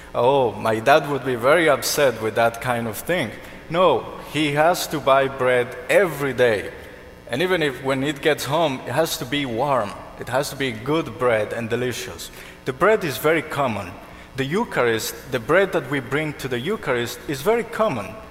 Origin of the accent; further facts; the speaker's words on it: Colombia; moved away; I'm from Colombia